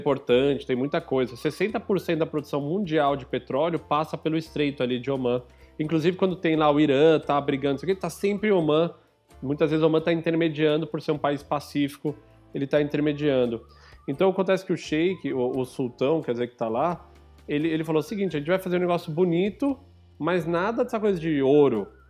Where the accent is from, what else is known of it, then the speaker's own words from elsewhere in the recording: Brazil; como brasileiro